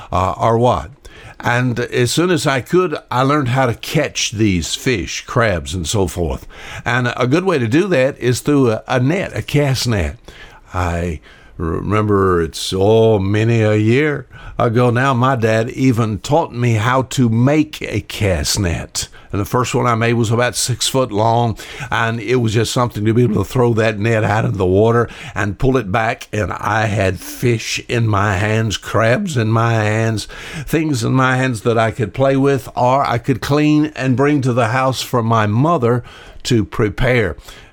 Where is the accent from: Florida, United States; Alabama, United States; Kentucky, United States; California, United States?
Alabama, United States; I was born and raised here on the Wansakoo River.